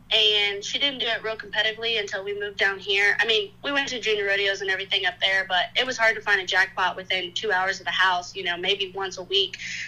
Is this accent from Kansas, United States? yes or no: yes; Kansas, United States; born there; now in Oklahoma, United States; I was born in Kansas, and we had about 12,000 acres up there, and then I moved to Oklahoma in around 08 just because the location was a little more ideal for training